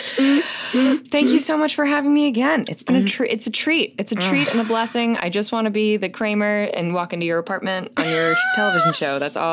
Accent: Florida, United States; I was raised in Florida?

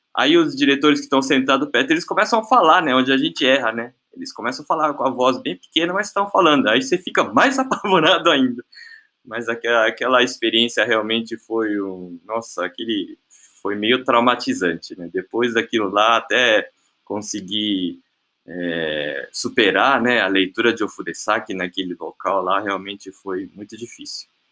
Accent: Brazil; moved away as an adult; also born or lived in Japan; eu nasci aqui em Baltimore, aqui no Brasil, né? E desde criança sempre vivi aqui no Dendote, aqui na sede.

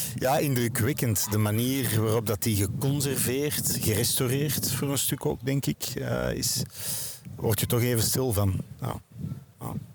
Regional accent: Wilrijk, Flanders, Belgium; ik ben geboren en getogen in Wilrijk

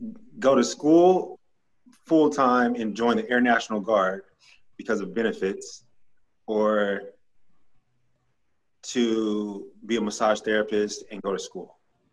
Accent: Grand Prairie, Texas, United States; I am. I'm from Dallas, or specifically Grand Prairie, but people don't know Grand Prairie, so I just say Dallas.

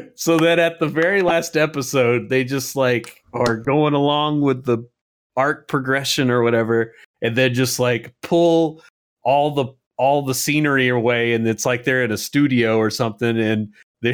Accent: United States

